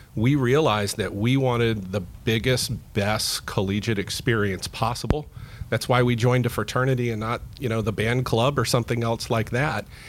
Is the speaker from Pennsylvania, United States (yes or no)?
no; Central Florida, United States; also born or lived in South Carolina; I was born and raised in Central Florida